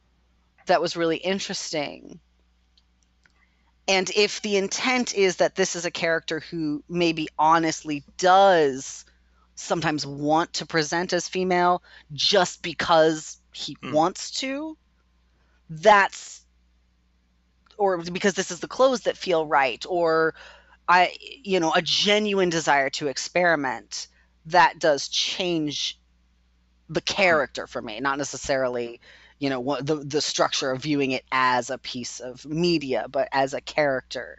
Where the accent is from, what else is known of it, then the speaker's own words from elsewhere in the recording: United States; an American